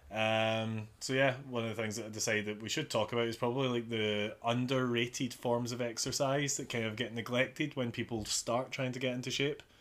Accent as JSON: {"language": "English", "region": "Scotland", "country": "United Kingdom", "accent": "Glaswegian", "said": "because of my accent, I don't have the strongest of Glaswegian accents"}